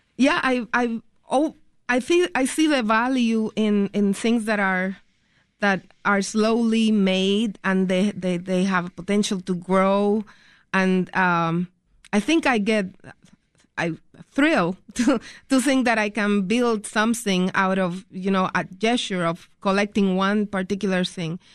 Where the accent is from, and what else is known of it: Puerto Rico; born or raised there; now in Chicago, United States